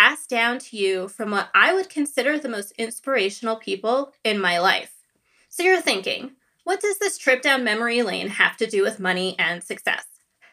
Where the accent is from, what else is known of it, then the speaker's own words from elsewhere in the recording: United States; accent: North Jersey, New York; I was born and raised in America